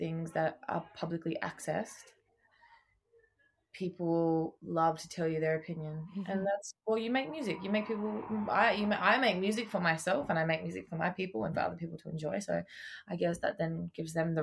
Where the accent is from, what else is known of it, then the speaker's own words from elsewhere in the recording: Tasmania, Australia; moved away; I come from Tasmania, like I grew up down there. My people aren't from there, but I did grow up there